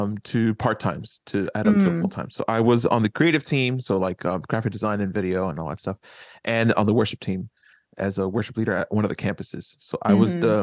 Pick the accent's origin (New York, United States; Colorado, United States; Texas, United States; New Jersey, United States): New Jersey, United States; Jersey City; I grew up in Jersey City, one of the most, and at many times in history, the most diverse city in the country.